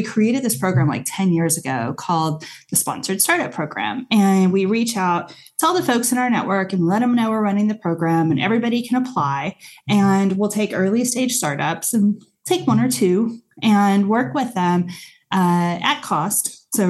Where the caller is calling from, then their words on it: Santa Cruz, California, United States; I am in Santa Cruz, California.